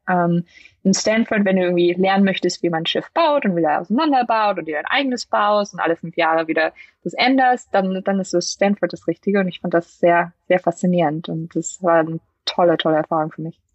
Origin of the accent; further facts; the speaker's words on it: Lüneburg, Lower Saxony, Germany; moved away as an adult; also born or lived in St. Gallen, Switzerland; now in Silicon Valley, United States; aus dem Norden, aus Deutschland, Lüneburg, äh, südlich von Hamburg, zwischen Hamburg und Hannover